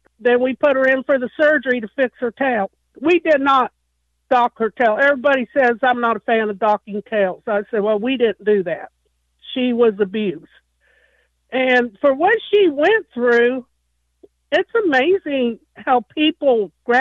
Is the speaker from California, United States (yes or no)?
yes; a reservation in California, United States; moved away; I'm Native American. I came off the reservation in California